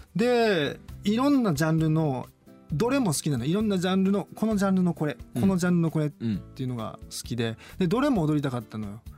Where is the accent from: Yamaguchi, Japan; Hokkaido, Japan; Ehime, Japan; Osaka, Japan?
Osaka, Japan; moved away; also born or lived in Tokyo; 大阪出身なんですけども